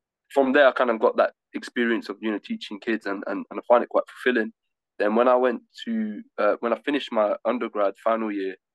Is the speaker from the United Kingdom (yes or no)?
yes; Leamington Spa, West Midlands, United Kingdom; moved away as an adult; now in London, United Kingdom; I'm from Leamington